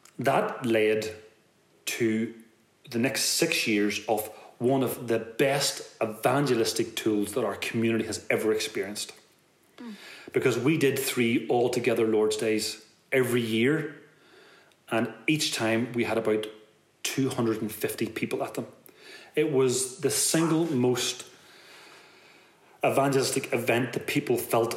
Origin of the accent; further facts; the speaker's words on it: Belfast, Northern Ireland, United Kingdom; also born or lived in Detroit; we're all from West Belfast